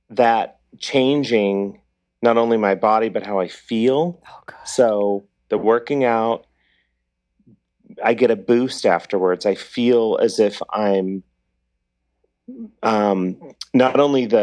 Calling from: Los Angeles, California, United States

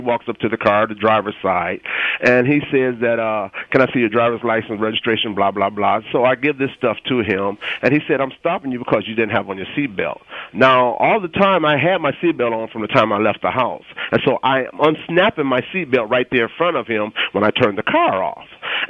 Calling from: San Jose, California, United States; Why I'm calling is I'm calling from San Jose.

